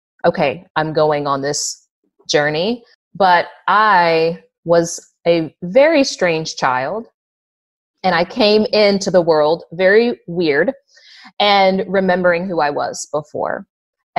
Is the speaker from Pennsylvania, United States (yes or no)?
no; Southern West Virginia, United States; we grew up in Southern West Virginia